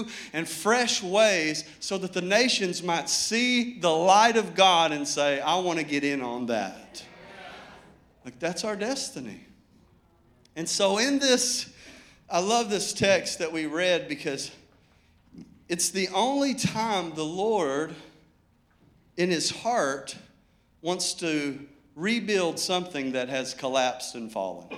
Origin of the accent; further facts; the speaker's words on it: Arkadelphia, Arkansas, United States; I grew up camping on Low Freight River down in Arkadelphia, Arkansas